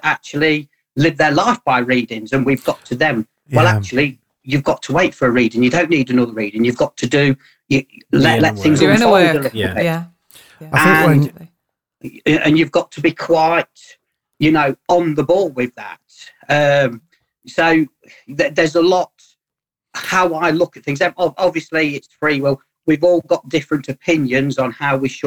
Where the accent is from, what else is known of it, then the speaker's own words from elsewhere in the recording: Burton-on-Trent, West Midlands, United Kingdom; I am from Burton-on-Trent.